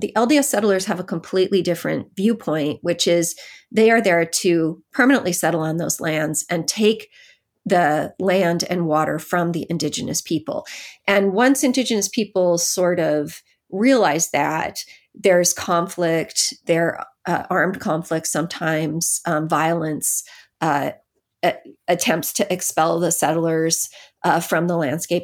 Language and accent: English; Utah, United States; I grew up in Utah